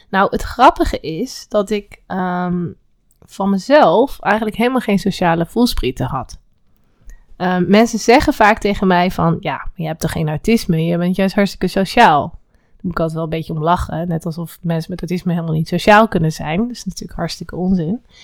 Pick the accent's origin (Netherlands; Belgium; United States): Netherlands; Velp, Gelderland; born there; also born or lived in Utrecht; Ik ben geboren in Velp, in de gemeente Reden. Ik heb verder helemaal niks met Velp.